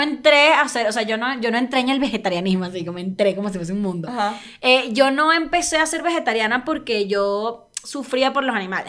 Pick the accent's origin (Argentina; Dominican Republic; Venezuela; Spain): Venezuela; Caracas, Capital District; also born or lived in El Tigre, Venezuela; now in Mexico City, Mexico; soy caraqueña, yo soy capital, capitalina